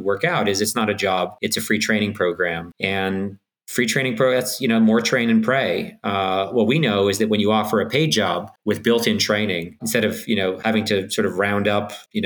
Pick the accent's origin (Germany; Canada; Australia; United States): Canada; I'm Canadian